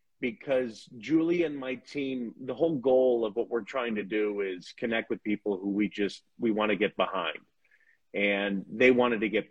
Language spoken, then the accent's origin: English; Chicago, Illinois, United States; I'm from Chicago too